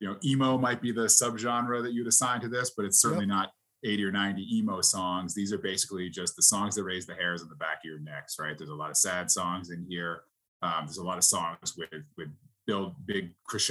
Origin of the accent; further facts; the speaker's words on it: Queensbury, New York, United States; Grew up in upstate New York, Queensbury, New York, kind of in the Lake George and Saratoga area.